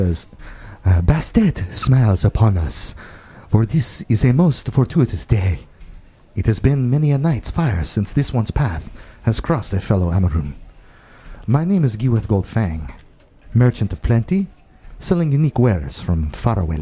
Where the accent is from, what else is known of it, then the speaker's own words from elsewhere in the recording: Rainier, Washington, United States; Like Yelm. I'm from Rainier.